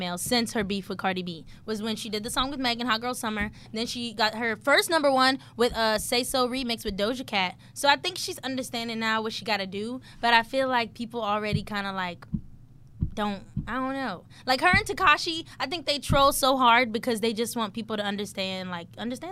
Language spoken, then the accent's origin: English; New Orleans, Louisiana, United States; when I grew up in New Orleans, we had streets like Robert E. Lee